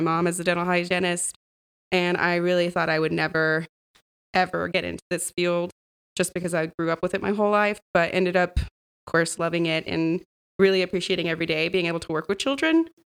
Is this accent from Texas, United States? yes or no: yes; Austin, Texas, United States; from Austin originally